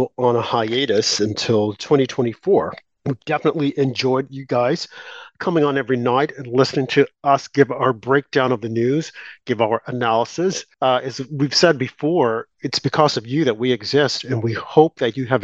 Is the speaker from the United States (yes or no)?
yes; United States